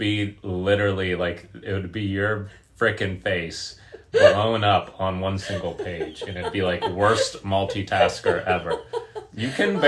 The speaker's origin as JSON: {"language": "English", "region": "Pennsylvania", "country": "United States", "tie": "born or raised there", "said": "I lived in, like, Amish town, Pennsylvania"}